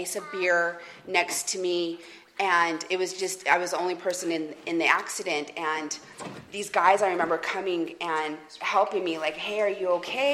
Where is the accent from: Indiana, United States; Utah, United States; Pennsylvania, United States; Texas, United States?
Utah, United States; Salt Lake City; I'm originally from Utah, from Salt Lake City, Utah.